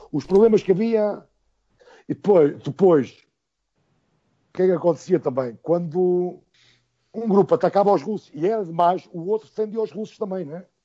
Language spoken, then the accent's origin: Portuguese; Portugal; eu sou português